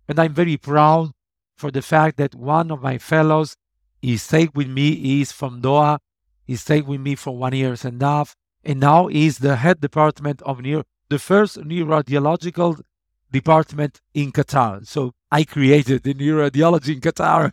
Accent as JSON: {"language": "English", "country": "Italy", "tie": "born or raised there", "said": "my hometown in Italy"}